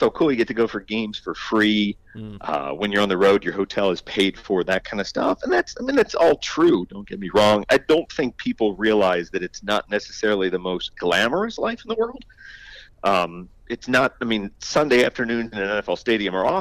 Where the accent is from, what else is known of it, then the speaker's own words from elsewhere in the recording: Philadelphia, Pennsylvania, United States; now in Clearwater, United States; I'm from Philadelphia originally, so I very much grew up a Phillies fan